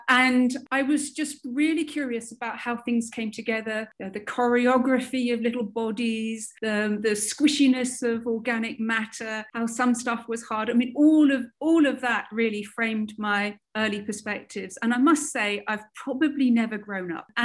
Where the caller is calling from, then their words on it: Newcastle upon Tyne, North East England, United Kingdom; I'm coming in from Newcastle on Tyne in the UK.